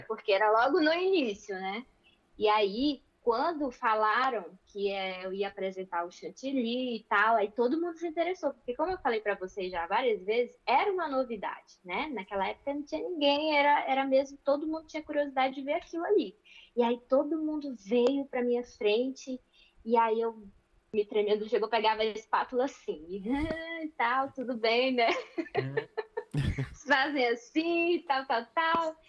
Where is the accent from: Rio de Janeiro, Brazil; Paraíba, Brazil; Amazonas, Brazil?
Amazonas, Brazil; Manaus; now in Braga, Portugal; Eu sou do Amazonas, de Manaus